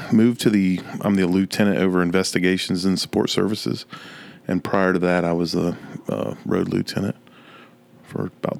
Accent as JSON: {"language": "English", "town": "Fredericksburg", "region": "Virginia", "country": "United States", "tie": "born or raised there", "lives_now": "Clemson, United States", "said": "Fredericksburg, Virginia."}